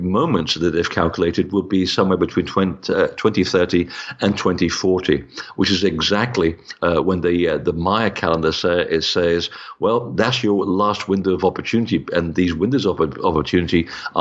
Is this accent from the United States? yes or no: no; Portugal; I was born in Portugal